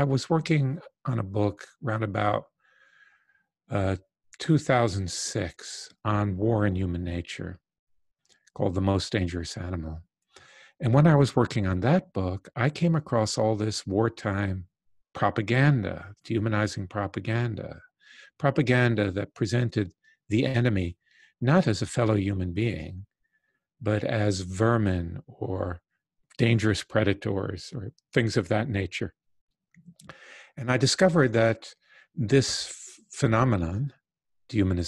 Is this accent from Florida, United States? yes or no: yes; Southwest Florida, United States; I grew up in the Deep South in the 1950s and 60s. My parents moved from New York to Southwest Florida